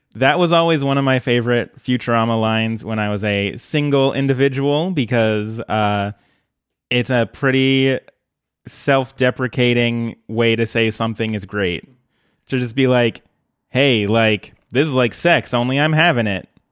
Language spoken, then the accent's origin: English; Colorado, United States; now in Portland, United States; growing up in Colorado